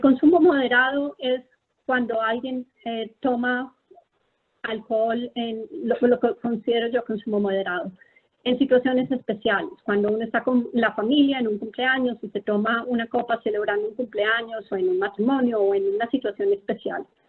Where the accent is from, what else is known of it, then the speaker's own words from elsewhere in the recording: Colombia; moved away as an adult; also born or lived in Philadelphia, United States / Texas, United States / Bethesda, United States; now in United States; yo soy una médica colombiana